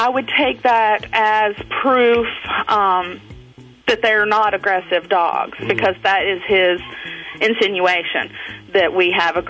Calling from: North Carolina, United States; North Carolina.

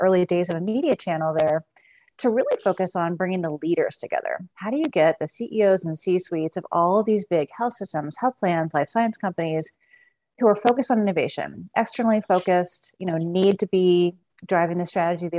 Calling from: Seattle, Washington, United States; Seattle, Washington.

